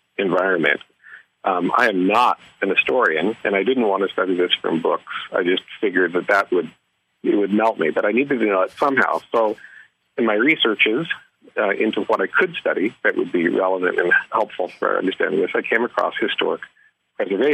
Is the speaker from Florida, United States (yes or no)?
no; Anchorage, Alaska, United States; moved away; also born or lived in Juneau, Alaska / Fairbanks, Alaska / Michigan; I was born and bred in Alaska, which is, you know, way over there and way up there. And I loved it as a kid in Anchorage.